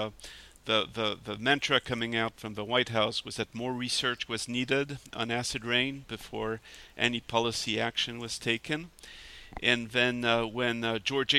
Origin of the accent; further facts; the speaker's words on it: Geneva, Switzerland; moved away as an adult; also born or lived in Paris, France / Pasadena, California; I grew up in Geneva, Switzerland